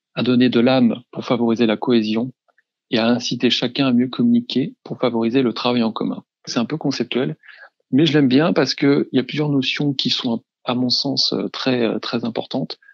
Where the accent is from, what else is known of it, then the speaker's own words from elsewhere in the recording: around Rennes, Brittany, France; now in Rennes, France; revenir dans ma région d'origine en m'installant à Rennes